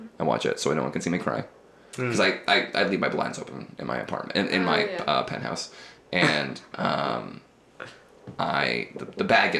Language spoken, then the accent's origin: English; Chicago, Illinois, United States; I'm from Chicago